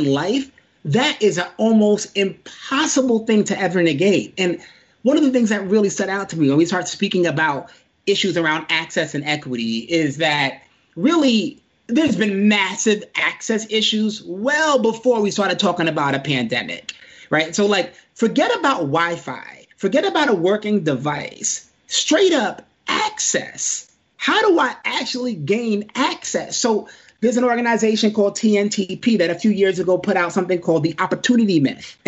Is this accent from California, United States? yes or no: no; New York City, New York, United States; moved away; a kid growing up in Brooklyn